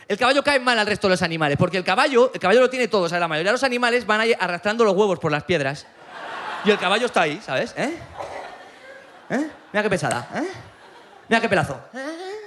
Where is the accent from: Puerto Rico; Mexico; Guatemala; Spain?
Spain; Aragon; vengo de Aragón